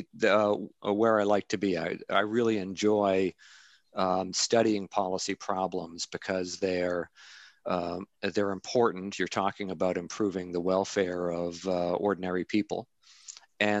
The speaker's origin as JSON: {"language": "English", "country": "Canada", "moved": "as an adult", "lives_now": "Amherst, United States", "said": "I'm Canadian. I'm a Canadian citizen"}